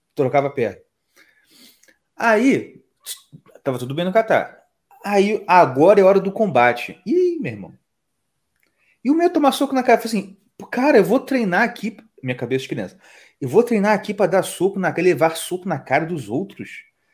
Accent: Rio de Janeiro, Brazil; also born or lived in Nova Iguaçu; a gente que é do Rio de Janeiro, onde tudo é mais caro

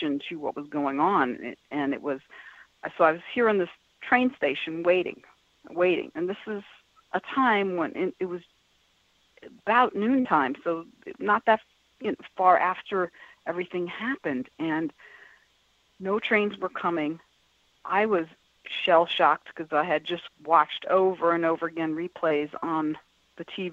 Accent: New York City, New York, United States; moved away as an adult; also born or lived in Boston; I was born and raised in New York City, and here I am living in Boston

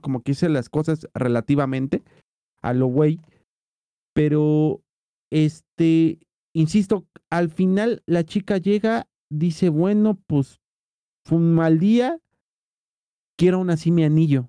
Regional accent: Mexico; somos pinches mexicanos

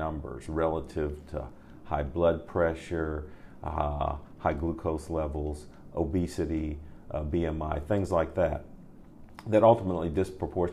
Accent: Columbus, Ohio, United States; now in Charlotte, United States; my hometown of my original hometown of Columbus, Ohio.

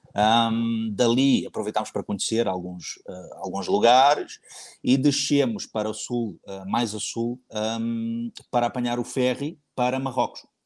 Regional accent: Cascais, Lisbon, Portugal; moved away as an adult; also born or lived in Abu Dhabi; voltei para Lisboa, que é a minha cidade natal, Cascais, para ser mais preciso

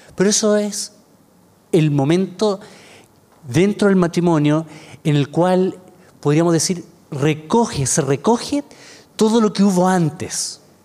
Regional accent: Chile; soy, soy de Chile

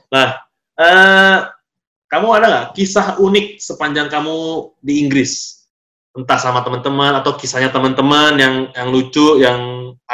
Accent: Medan, North Sumatra, Indonesia; kalau bahasa bahasa sebagai anak Medan nih Bahasa sulit

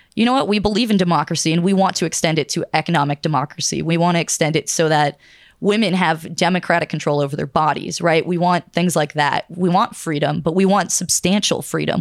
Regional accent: Pittsburgh, Pennsylvania, United States; I'm from Pittsburgh, Pennsylvania

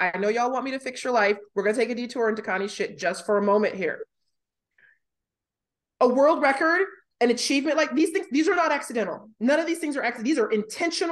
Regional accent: United States; now in Australia; I'm an American currently living in Australia

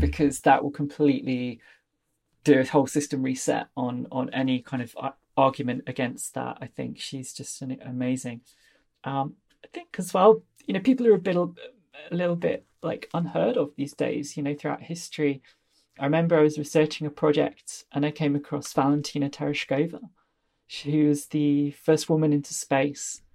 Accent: Leicestershire, East Midlands, United Kingdom; I come from Leicestershire in the, the middle of England

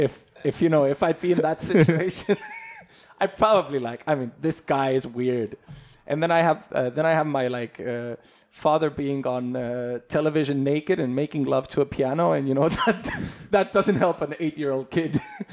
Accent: Estonia; also born or lived in California, United States; So I came back. I finished my first grade there.

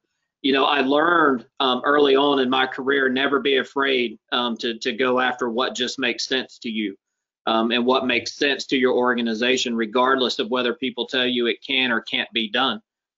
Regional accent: United States; I was born and raised in Clayton County, where I now have the privilege to serve as fire chief.

